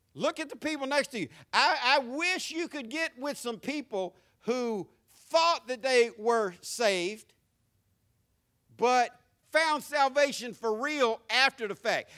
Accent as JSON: {"language": "English", "country": "United States", "said": "American Christians"}